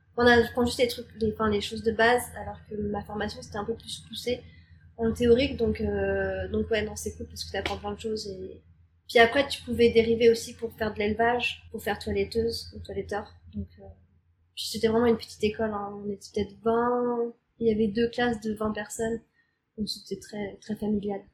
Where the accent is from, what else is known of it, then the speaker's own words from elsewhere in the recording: Normandy, France; moved away as an adult; now in Montreal, Canada; J'ai grandi en Normandie.